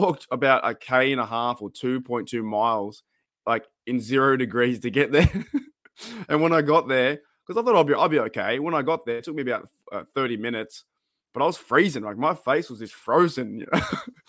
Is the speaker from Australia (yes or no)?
yes; Australia; I had a guy buy me a shot there because he heard my accent. He's like, where are you from? I was like, I'm from Australia.